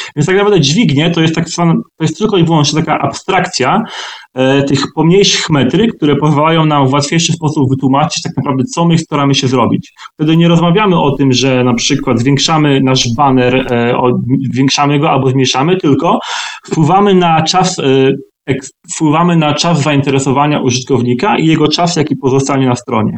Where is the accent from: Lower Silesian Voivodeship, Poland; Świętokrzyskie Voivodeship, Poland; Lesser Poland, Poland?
Lower Silesian Voivodeship, Poland; Twardogóra; moved away as an adult; also born or lived in Wrocław; now in London, United Kingdom; pochodzę w sumie z Wrocławia, spod Wrocławia, z takiej małej miejscowości o nazwie Twardogóra